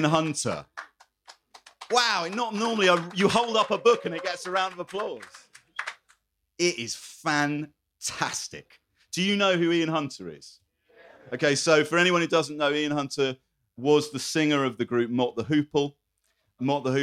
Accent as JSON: {"language": "English", "town": "Croydon", "region": "London", "country": "United Kingdom", "said": "I come from Croydon. I'm militantly pro Croydon"}